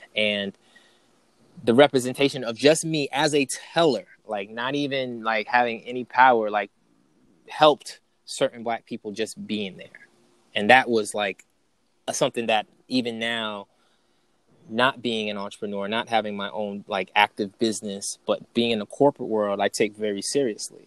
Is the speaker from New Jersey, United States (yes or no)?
no; New York, United States; moved away as an adult; also born or lived in North Carolina; I was from New York and I was going down south to North Carolina